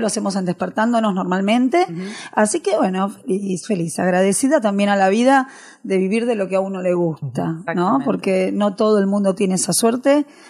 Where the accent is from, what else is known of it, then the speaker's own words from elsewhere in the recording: Argentina; also born or lived in Pontevedra, Spain; Yo vine a los 7 años de España aquí, a Argentina, hice toda mi primaria, terminé la secundaria